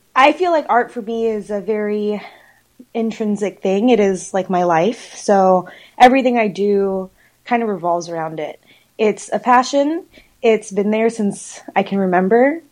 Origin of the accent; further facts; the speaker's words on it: Dallas, Texas, United States; also born or lived in Houston, Texas; I grew up in Dallas, Fort Worth, probably since middle school.